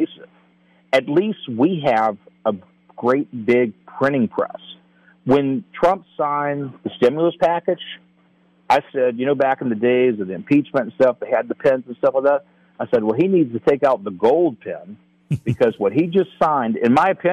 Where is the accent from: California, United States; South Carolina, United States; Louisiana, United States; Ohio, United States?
Louisiana, United States; New Orleans; I'm actually from New Orleans